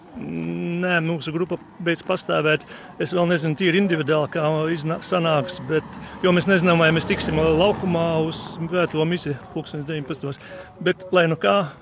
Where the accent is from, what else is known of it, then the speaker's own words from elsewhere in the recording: Līvāni, Līvāni Municipality, Latvia; Es tieši nāku no Līvāniem